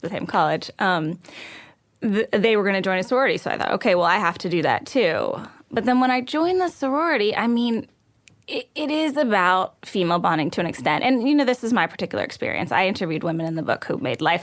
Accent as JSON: {"language": "English", "region": "Texas", "country": "United States", "tie": "born or raised there", "said": "I was raised in Texas"}